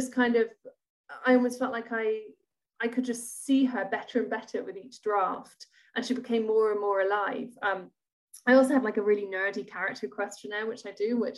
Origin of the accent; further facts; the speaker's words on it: Edinburgh, Scotland, United Kingdom; I grew up in Edinburgh